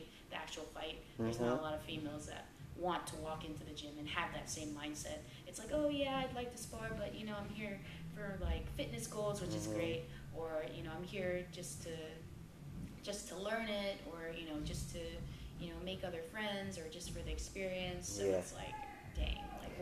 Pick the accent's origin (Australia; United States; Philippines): Philippines; I'm Filipino